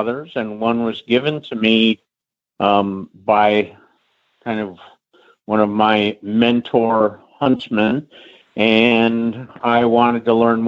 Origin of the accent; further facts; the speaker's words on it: Middleburg, Virginia, United States; I grew up in Middleburg